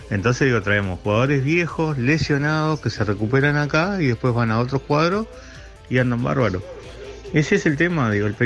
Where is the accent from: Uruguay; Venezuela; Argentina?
Uruguay; Maldonado; En definitiva, soy de Maldonado.